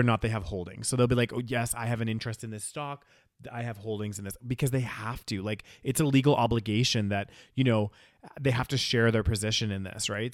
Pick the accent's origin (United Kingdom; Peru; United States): United Kingdom; first language British English; We're British as hell